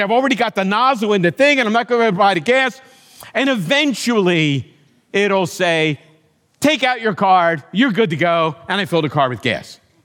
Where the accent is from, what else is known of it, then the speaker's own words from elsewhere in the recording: United States; as an American